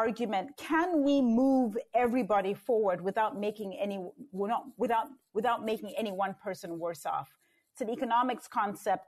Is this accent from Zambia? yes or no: yes; Zambia; born and raised in Zambia